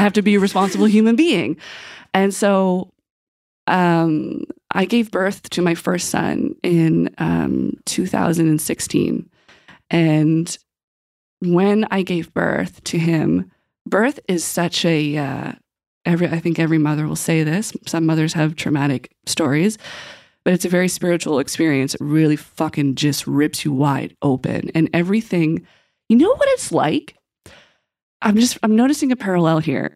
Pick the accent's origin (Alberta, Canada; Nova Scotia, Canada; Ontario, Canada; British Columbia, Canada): Nova Scotia, Canada; Westville; I grew up in Pictou County. I'm originally from Westville